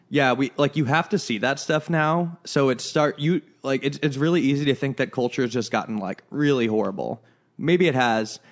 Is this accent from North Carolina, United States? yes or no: no; Chicago, Illinois, United States; moved away; we're from Chicago and it's just, like, a different culture there